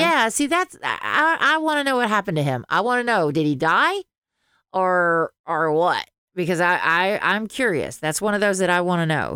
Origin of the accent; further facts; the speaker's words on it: the South, United States; accent: Southern; I cannot lose my Southern accent